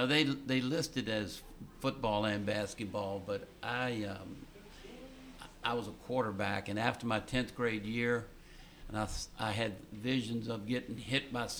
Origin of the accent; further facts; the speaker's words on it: Ashland, Virginia, United States; from the time I moved to Ashland in 1956 as a three-year-old until I actually finished college there